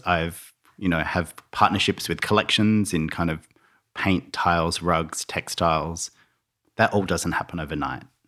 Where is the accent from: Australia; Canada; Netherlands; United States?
Australia; Melbourne, Victoria; also born or lived in Launceston, Tasmania; now in Byron Bay, Australia; we moved to the mainland when I was around ten to Melbourne, and I grew up in Melbourne